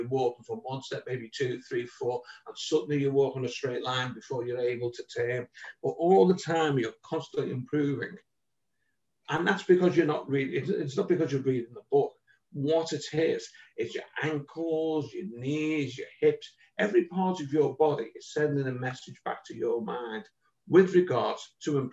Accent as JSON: {"language": "English", "town": "Liverpool", "region": "North West England", "country": "United Kingdom", "also_born_or_lived": "London", "accent": "Liverpool"}